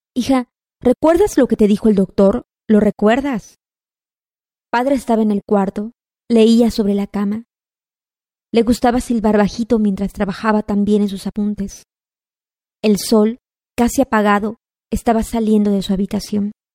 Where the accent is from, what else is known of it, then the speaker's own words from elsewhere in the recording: Yucatán, Mexico; soy yucateca, nací en 1985